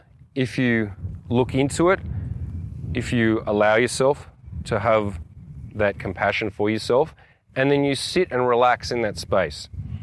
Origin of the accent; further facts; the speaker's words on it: Australia; On one level, I'm an Australian.